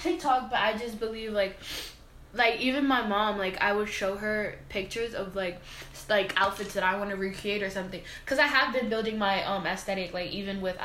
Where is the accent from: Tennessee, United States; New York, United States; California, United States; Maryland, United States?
New York, United States; New York City; I grew up in the Bronx